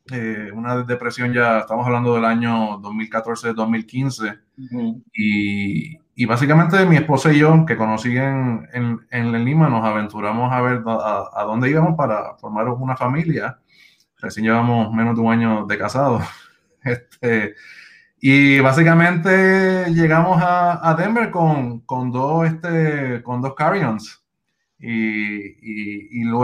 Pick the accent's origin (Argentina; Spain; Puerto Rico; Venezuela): Puerto Rico; Bayamón; moved away as an adult; also born or lived in Santurce, Puerto Rico / Washington, D.C. / Boston; now in United States; yo soy eh, oriundo de Santurce, naciendo en Santurce, me crié en Bayamón estudié en el Colegio San Ignacio de Río Piedras y de ahí este, salí inmediatamente hacia los Estados Unidos